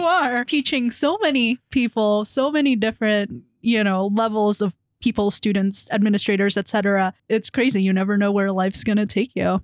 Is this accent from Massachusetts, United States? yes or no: no; Iowa, United States; now in Snohomish, United States; I'm from Iowa